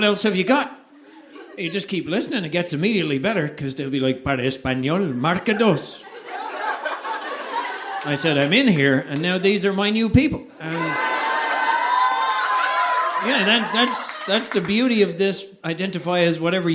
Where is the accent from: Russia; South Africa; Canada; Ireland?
Ireland; Dublin, Leinster; moved away as an adult; also born or lived in San Francisco / America; now in United States; I am indeed from Dublin, Ireland, but I live in America now